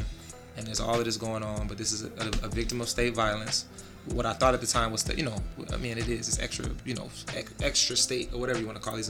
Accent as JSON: {"language": "English", "town": "Jacksonville", "region": "Florida", "country": "United States", "said": "I'm from Jacksonville"}